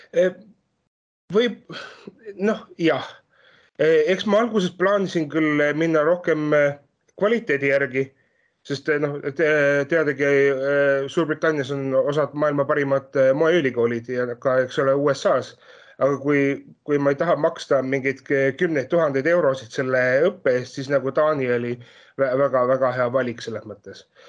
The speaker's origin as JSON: {"language": "Estonian", "country": "Estonia", "moved": "as an adult", "lives_now": "Denmark", "said": "ma olen ise pärit ju Eestist"}